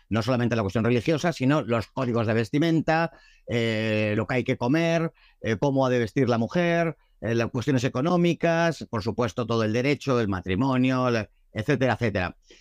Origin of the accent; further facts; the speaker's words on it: Madrid, Community of Madrid, Spain; nací en Madrid, como mis padres y mis abuelos